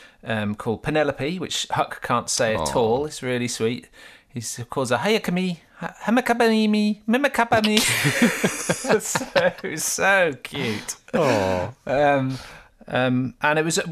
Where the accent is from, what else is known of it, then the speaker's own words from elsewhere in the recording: Gorleston-on-Sea, East of England, United Kingdom; I grew up in Galston on Sea, which is just next to Great Yarmouth in Norfolk